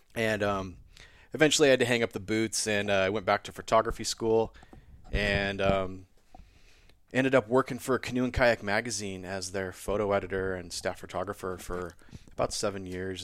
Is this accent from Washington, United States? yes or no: yes; rural town just north of Wenatchee, Washington, United States; I grew up on the West Coast. I'm from Washington State in the Cascade Mountains. I grew up in a tiny rural town just north of Wenatchee